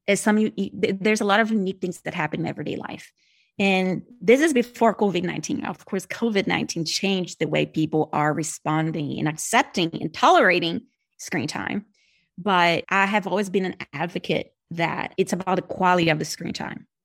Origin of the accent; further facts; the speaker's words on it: Brazil; accent: Brazilian; first language Portuguese; English is a second language; moved away as an adult; I'm originally from Brazilian.